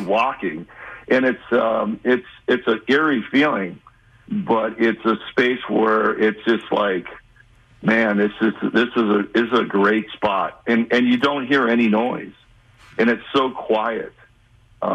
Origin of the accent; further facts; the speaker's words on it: Los Angeles, California, United States; my hometown team, the Dodgers